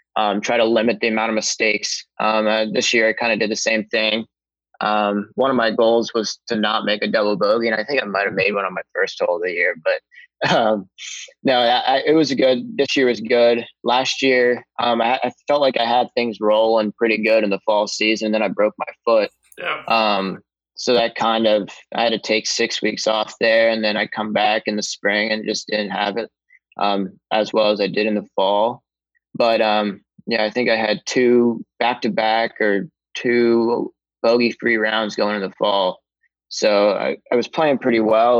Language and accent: English; Columbus, Ohio, United States; I've always been a huge hockey fan growing up in Columbus